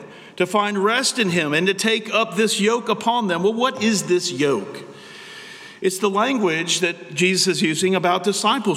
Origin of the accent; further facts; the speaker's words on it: United States; American Christians